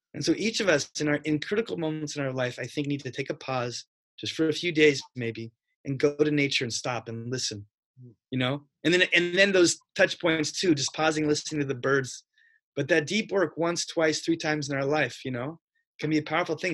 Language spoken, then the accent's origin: English; Spokane, Washington, United States; moved away as an adult; I grew up in Spokane, Washington